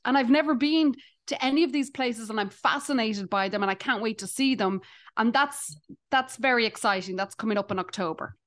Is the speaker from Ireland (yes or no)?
yes; Ireland; accent: Irish; now in Canada; I'm Irish